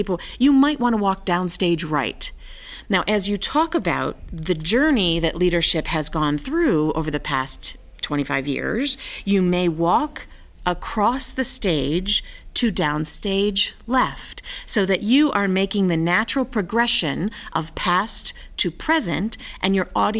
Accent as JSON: {"language": "English", "region": "Michigan", "country": "United States", "tie": "born or raised there", "said": "I grew up in Michigan, which is called the Mitten State"}